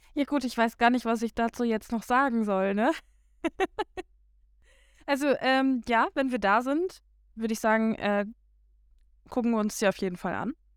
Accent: Germany; moved away; ich komme ja von ähm, ja von der Grenze quasi, also die ähm, ja Niederlande ist nicht ganz so weit weg äh, von meiner Heimat

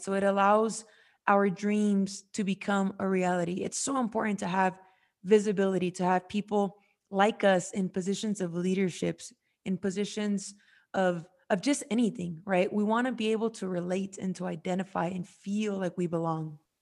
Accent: United States; I was born in America

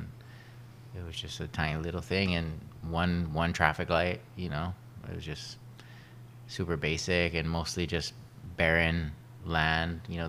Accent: Kauai, Hawaii, United States; also born or lived in Oahu; Well, I was born on Oahu. {S2} Born on Oahu. {S1} Yeah, and then grew up on mostly on Kauai, and I went to kind of back and forth between Oahu and Kauai for my education, and then I went to college in the mainland in California

